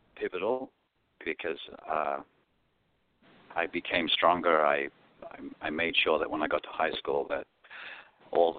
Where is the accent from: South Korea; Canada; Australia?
Australia; Perth, Western Australia; first language Greek; English is a second language; moved away as an adult; now in New York, United States; It was actually awesome growing up in Australia